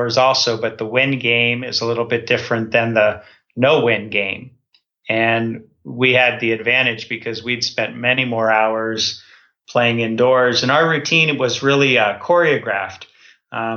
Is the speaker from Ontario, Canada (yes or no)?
yes; Toronto, Ontario, Canada; I grew up in Toronto